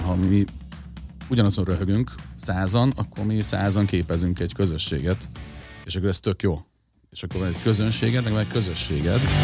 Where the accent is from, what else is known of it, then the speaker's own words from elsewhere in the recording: Budapest, Hungary; egy kelemföldi tizemetes lépcsőházban nevelkedtem